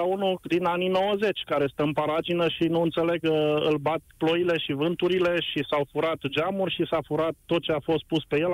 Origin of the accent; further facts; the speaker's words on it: Timișoara, Timiș County, Romania; eu sunt din Timișoara.